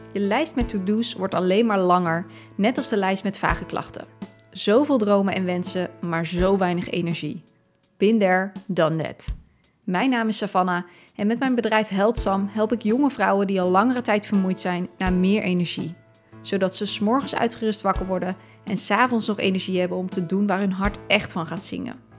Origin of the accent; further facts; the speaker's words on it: Dordrecht, South Holland, Netherlands; moved away as an adult; also born or lived in Tilburg; Ik ben opgegroeid in Dordrecht.